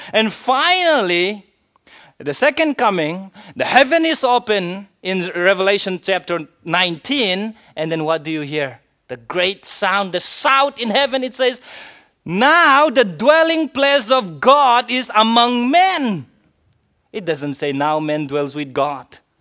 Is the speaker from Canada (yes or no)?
no; India; I am an Indian citizen